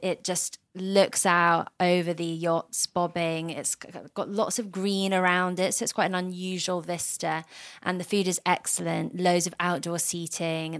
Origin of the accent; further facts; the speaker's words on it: Surrey, West Sussex border, South East England, United Kingdom; accent: British; I grew up on the Surrey, West Sussex border